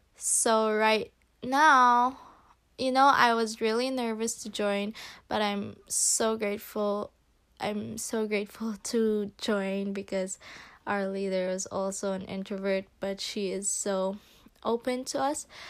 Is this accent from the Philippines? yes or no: yes; Philippines; English is a second language; moved away; I am from the Philippines